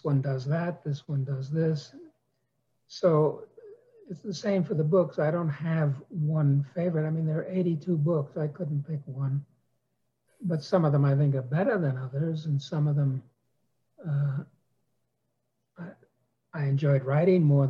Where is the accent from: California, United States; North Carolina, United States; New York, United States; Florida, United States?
New York, United States; New York City; also born or lived in Wisconsin; I was raised in New York City